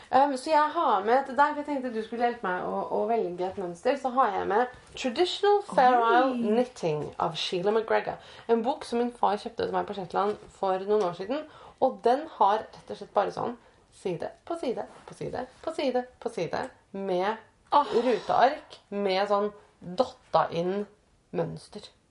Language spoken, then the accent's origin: Norwegian; Østfold, Norway; jeg, jeg vokste opp i Østfold